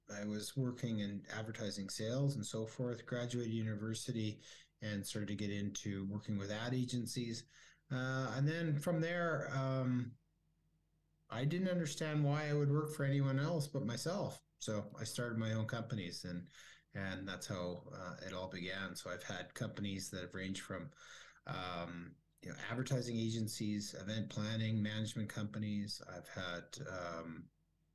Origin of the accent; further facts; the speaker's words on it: Calgary, Alberta, Canada; also born or lived in California; I grew up in Calgary